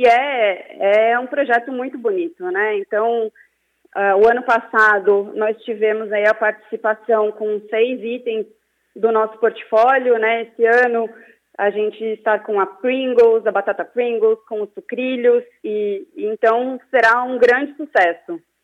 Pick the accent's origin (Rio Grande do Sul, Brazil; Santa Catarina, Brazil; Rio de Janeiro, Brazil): Santa Catarina, Brazil; Itajaí; now in São Paulo, Brazil; Eu estou em São Paulo, mas sou catarinense